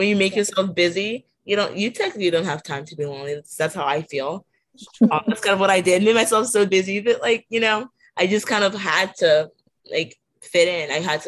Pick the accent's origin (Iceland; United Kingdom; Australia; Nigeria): Nigeria; now in United States; So my whole life, just being in America, I was originally immigrated from Nigeria.